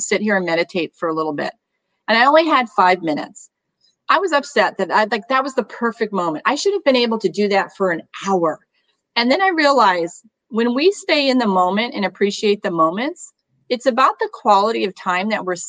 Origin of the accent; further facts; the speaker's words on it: New England, United States; moved away; I was born in New England